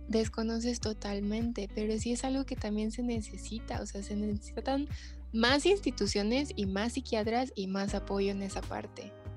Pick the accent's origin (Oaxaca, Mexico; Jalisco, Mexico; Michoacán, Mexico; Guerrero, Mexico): Jalisco, Mexico; Guadalajara; somos de Guadalajara y aquí son dos instituciones principales